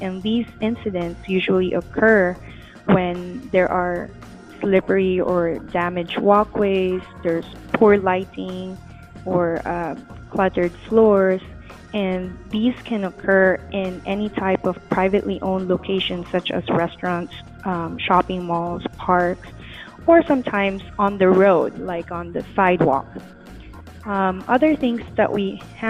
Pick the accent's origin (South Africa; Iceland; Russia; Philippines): Philippines; Manila, Metro Manila; moved away as an adult; now in Los Angeles, United States; I'm originally from the Philippines. I was born and raised in the biggest city there in Manila.